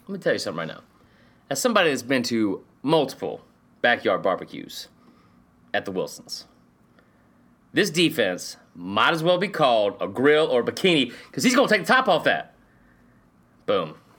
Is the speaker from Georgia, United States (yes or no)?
yes; Stone Mountain, Georgia, United States; born or raised there